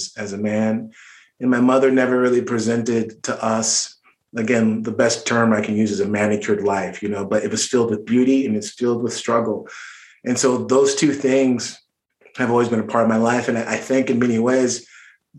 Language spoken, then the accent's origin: English; Orange County, Southern California, United States; I grew up in Orange County, which is a suburb in Southern California